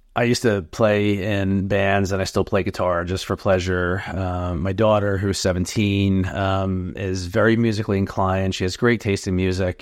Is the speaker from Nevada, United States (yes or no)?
no; New Jersey, United States; moved away as an adult; now in North Jersey, United States; I was born and raised in South Jersey, but I've been in North Jersey for a little over twenty years now